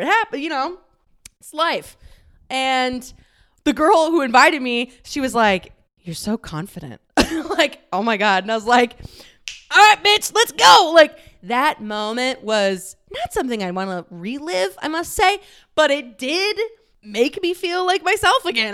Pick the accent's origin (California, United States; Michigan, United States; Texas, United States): Texas, United States; moved away; I am from the "y'all means all" part of Texas